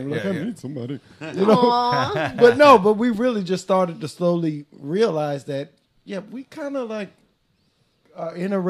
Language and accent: English; the South, United States; I'm from the South.